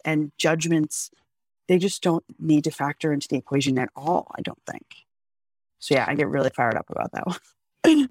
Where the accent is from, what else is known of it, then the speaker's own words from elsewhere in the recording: United States; I'm still an American